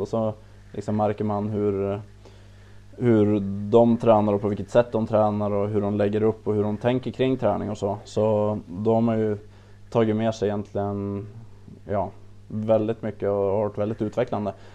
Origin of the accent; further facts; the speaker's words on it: Östersund, Jämtland, Sweden; jag är väl längdskidåkare i, i, från Östersund, eller Optand, där jag är född och, född och uppväxt